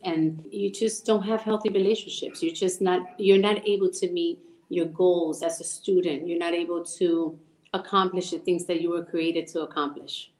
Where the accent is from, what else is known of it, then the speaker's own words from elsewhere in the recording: Puerto Rico; moved away; So we grew up in El Caserío in Puerto Rico